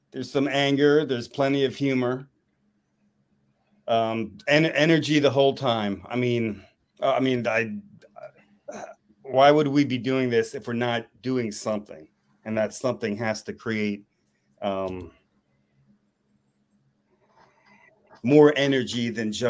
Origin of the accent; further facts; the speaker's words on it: Philadelphia, Pennsylvania, United States; we're from Philly